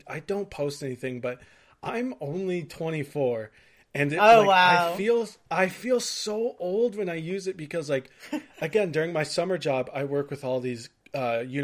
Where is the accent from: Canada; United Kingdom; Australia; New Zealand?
Canada; I'm from Canada